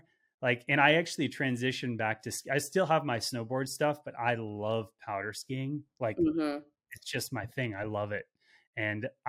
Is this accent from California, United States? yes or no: yes; Los Angeles, California, United States; I grew up